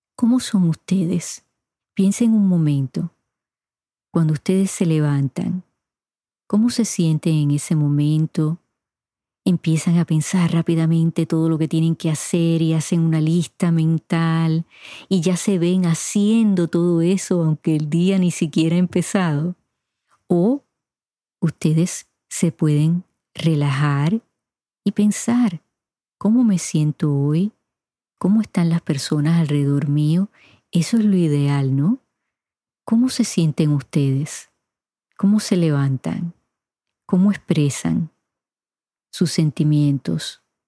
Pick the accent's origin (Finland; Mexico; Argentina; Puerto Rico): Puerto Rico; mi niñez y mi adolescencia en Puerto Rico